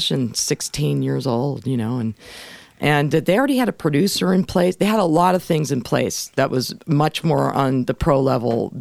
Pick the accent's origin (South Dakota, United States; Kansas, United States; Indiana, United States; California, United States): California, United States; Los Angeles; I grew up in North Hollywood